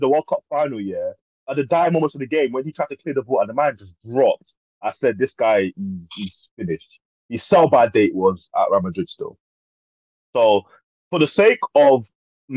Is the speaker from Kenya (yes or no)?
no; Nigeria; I am Nigerian, so yeah, I ain't got no links to Ivory Coast